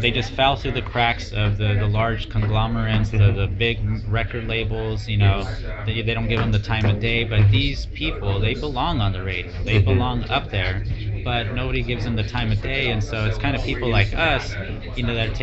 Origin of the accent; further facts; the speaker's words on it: Los Angeles, California, United States; I was raised in like East LA, kind of the ghetto